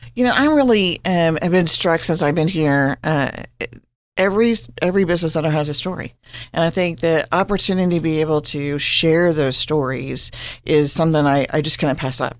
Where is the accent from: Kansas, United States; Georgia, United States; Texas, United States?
Kansas, United States; Hutchinson; now in Manhattan, United States; I am from Hutchinson, Kansas